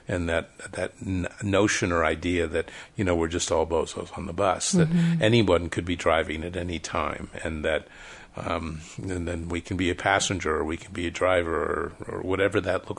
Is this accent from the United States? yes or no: yes; Connecticut, United States; now in Salt Lake City, United States; Because I grew up in Connecticut, I think, and I had a few Mormon friends back there.